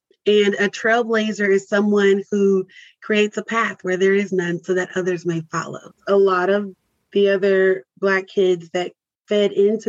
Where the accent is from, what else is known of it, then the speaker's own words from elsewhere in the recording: Mesquite, Texas, United States; also born or lived in California / Louisiana; We are from Africa and you trace that story back. But even to be raised in a suburb of Dallas, I was not engulfed into the Dallas culture or the Black Dallas culture